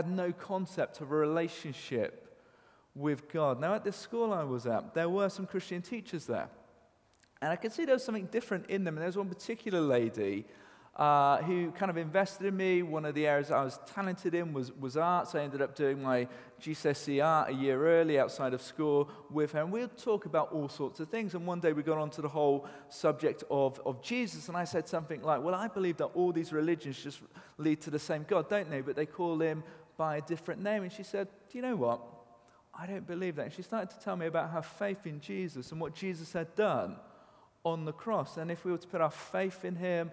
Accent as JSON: {"language": "English", "town": "Cheltenham", "region": "South West England", "country": "United Kingdom", "tie": "born or raised there", "said": "Grew up on a council estate in Cheltenham"}